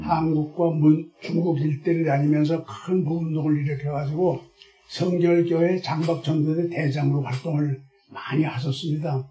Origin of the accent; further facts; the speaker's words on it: Seoul, South Korea; also born or lived in Goesan, North Chungcheong; 괴산에서 태어나긴 태어났지만은 다섯 살 때 올라왔기 때문에 거기 기억은 하나도 없어요. 네. 그 다음에 이제 서울 올라와서 성장을 했기 때문에